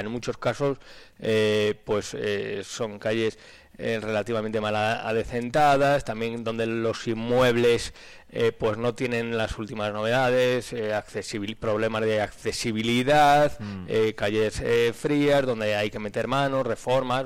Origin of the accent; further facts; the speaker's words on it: Aranda de Duero, Castile and León, Spain; mismamente vengo de la Aranda